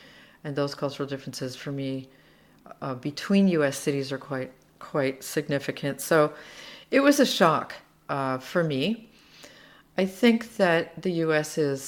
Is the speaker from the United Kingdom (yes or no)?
no; Slovakia; now in Seattle, United States; When I came from Slovakia, where bread costs €1, and I came to Seattle, where bread costs $5 or $6, I was angry for about a year.